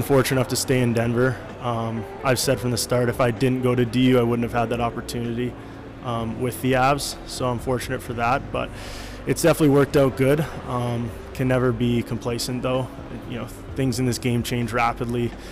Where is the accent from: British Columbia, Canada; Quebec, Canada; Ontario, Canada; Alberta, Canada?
Alberta, Canada; Calgary; growing up in Calgary